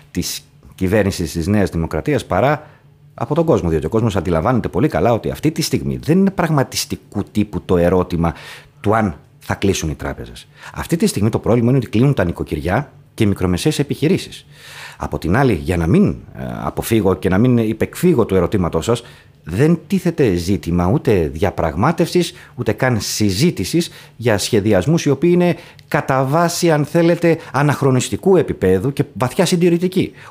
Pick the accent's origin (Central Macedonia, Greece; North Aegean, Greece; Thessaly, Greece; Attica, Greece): Central Macedonia, Greece; Thessaloniki; Εγώ ως Θεσσαλονικιός